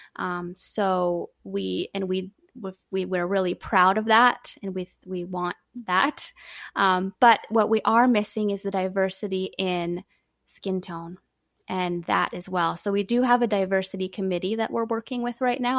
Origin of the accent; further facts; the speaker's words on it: Canada; being Canadian as well